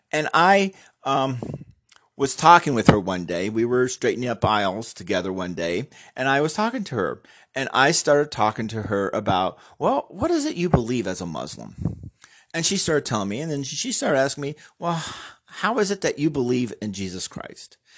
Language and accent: English; United States